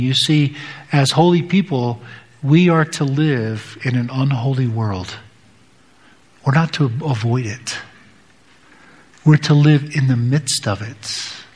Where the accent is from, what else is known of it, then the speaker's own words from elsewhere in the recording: United States; as American Western Protestants